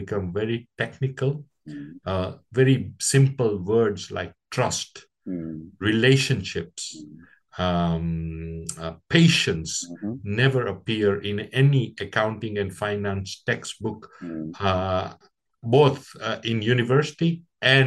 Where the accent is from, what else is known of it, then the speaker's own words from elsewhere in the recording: Kenya; I was born in East Africa in 1961, just on the cusp of Kenya's independence